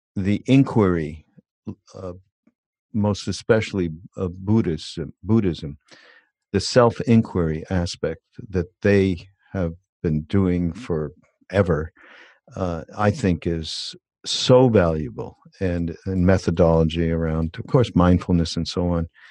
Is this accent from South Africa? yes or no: no; Montreal, Quebec, Canada; I'm from Canada